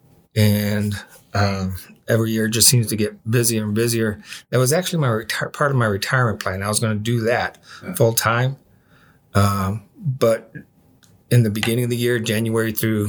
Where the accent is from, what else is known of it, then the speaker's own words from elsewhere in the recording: South Bend, Indiana, United States; moved away; I'm from South Bend originally